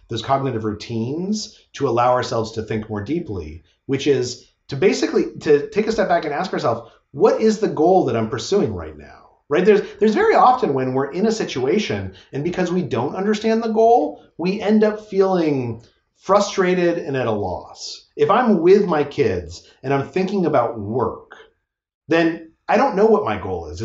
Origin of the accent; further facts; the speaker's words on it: Albuquerque, New Mexico, United States; moved away; I grew up in Albuquerque, New Mexico